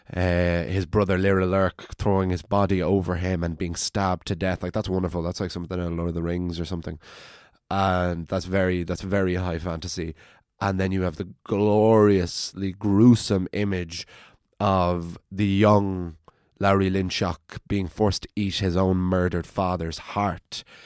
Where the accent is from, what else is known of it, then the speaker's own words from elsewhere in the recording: County Wicklow, Leinster, Ireland; I'm from County Wicklow